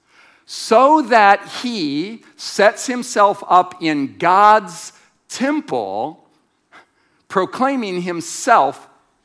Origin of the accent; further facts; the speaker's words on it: United States; as an American